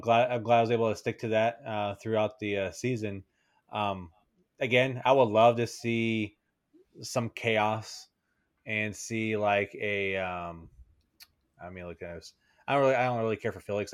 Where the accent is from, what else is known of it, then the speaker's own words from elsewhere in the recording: Dallas, Texas, United States; I'm from Dallas